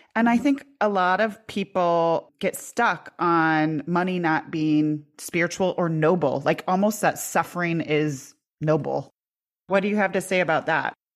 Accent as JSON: {"language": "English", "region": "Iowa", "country": "United States", "tie": "born or raised there", "said": "I grew up in Iowa"}